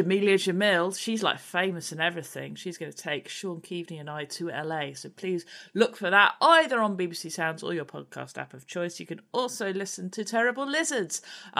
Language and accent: English; Reading, South East England, United Kingdom; I am a author from Reading. And I live in Reading because of the pun.